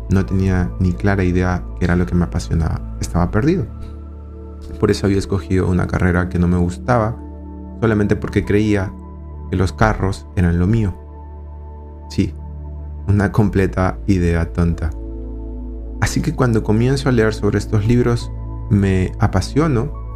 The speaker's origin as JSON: {"language": "Spanish", "region": "Lima", "country": "Peru", "said": "Soy de Perú, de Lima"}